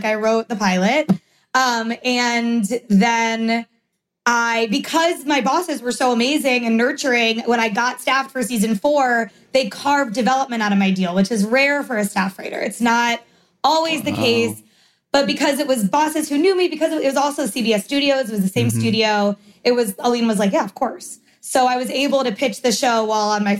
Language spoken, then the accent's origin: English; North Miami / Weston, Florida, United States; family moved from North Miami to Weston and I went to Pinecrest